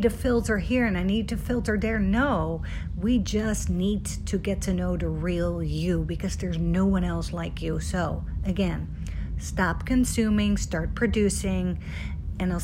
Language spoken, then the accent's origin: English; Netherlands; moved away; I'm from Holland originally